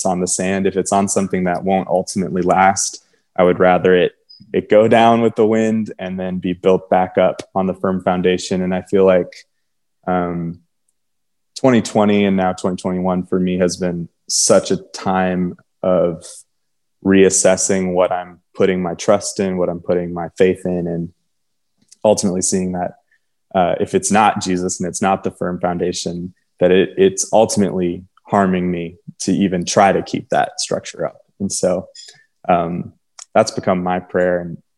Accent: Texas, United States; but I grew up, I was born in Texas, and it's like, you know, people reading it on paper, a lot of people would think it's a Latino name

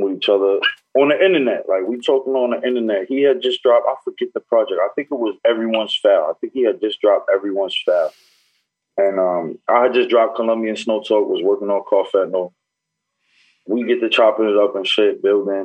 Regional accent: Newburgh, New York, United States; I'm from Newburgh

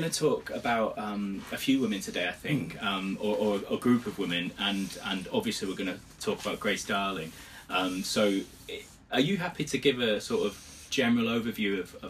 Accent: Hull, Yorkshire and the Humber, United Kingdom; I grew up in Hull

